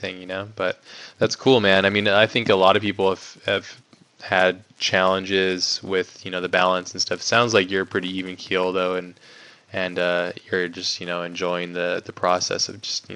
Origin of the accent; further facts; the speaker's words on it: Hawaii, United States; now in San Diego, United States; I grew up in Hawaii